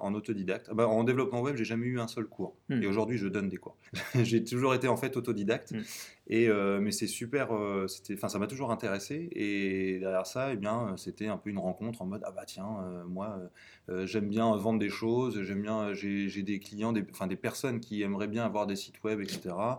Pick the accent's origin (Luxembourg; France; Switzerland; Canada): France; Tours, Centre-Val de Loire; also born or lived in Blois / Nantes; je viens euh, d'une petite bourgade euh, au centre de la France qui s'appelle Tours. Voilà, je suis né à Tours